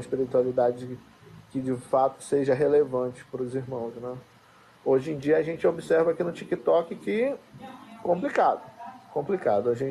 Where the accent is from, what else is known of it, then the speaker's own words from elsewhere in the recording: Amapá, Brazil; Mas, eu sou aqui do Amapá, um pé de Belém.